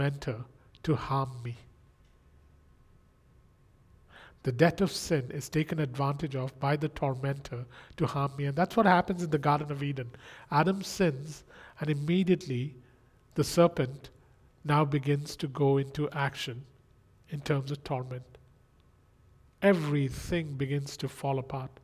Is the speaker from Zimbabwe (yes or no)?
no; India; I come from India